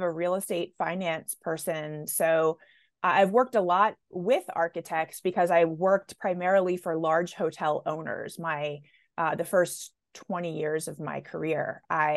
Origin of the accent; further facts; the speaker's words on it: Baltimore, Maryland, United States; born and raised in Baltimore